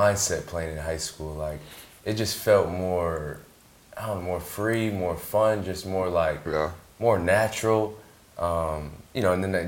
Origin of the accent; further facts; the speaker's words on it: Waterbury, Connecticut, United States; moved away as an adult; also born or lived in Los Angeles; growing up in my hometown of Waterbury